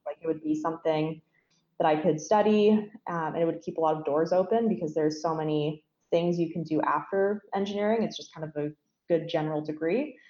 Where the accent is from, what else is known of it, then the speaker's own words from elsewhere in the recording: Stratford, Ontario, Canada; growing up in Stratford, I was very involved in the arts community there, um, still am